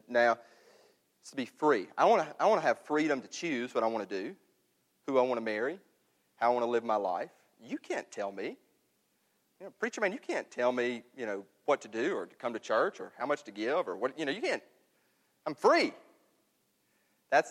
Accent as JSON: {"language": "English", "town": "New Albany", "region": "Mississippi", "country": "United States", "tie": "born or raised there", "moved": "yes", "said": "I'm up in my hometown in New Albany"}